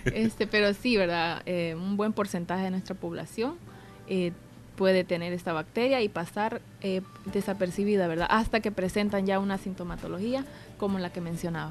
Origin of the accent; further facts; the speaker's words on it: El Salvador; como buenos salvadoreños